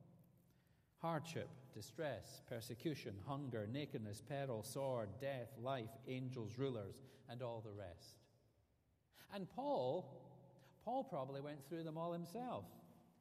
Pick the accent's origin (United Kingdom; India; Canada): United Kingdom; Scotland; moved away as an adult; now in Alabama, United States; the difference between living in America and living in Scotland, even after 14 years of being here